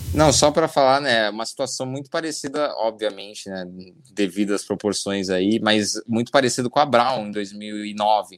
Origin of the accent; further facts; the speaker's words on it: Brazil; nós, como brasileiros